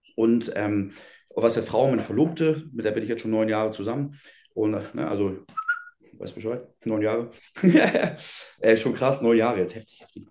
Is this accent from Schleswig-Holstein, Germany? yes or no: yes; Schenefeld, Schleswig-Holstein, Germany; bei uns in Schenefeld, ich komme aus Schenefeld, oder Schenefelder geboren